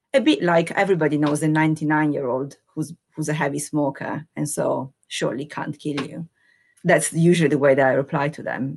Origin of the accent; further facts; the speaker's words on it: Italy; now in United Kingdom; I'm Italian, hundred percent Italian, naturalized as British citizen, So I have seen and lived in two different cultures